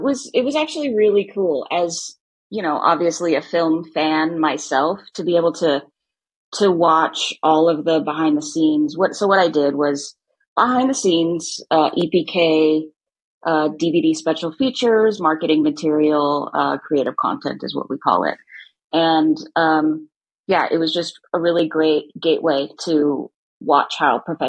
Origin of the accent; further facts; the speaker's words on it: Ventura County, California, United States; moved away as an adult; now in Los Angeles, United States; I'm from Ventura County